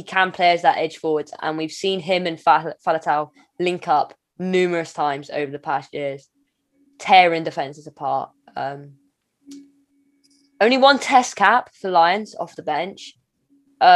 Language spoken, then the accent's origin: English; Welsh, Wales, United Kingdom; Being Welsh